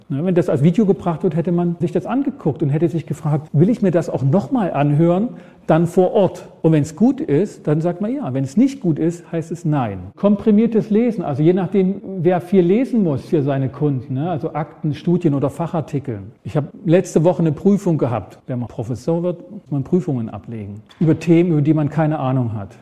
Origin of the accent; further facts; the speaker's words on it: Ore Mountains, Saxony, Germany; Ich komme aus dem Erzgebirge, Berge, da musste ich oft schieben als Kind.